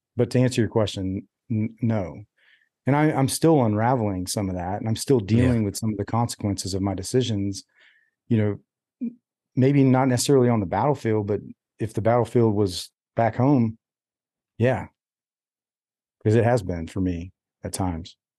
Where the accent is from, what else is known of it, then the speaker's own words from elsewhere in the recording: United States; I'm an American, like through and through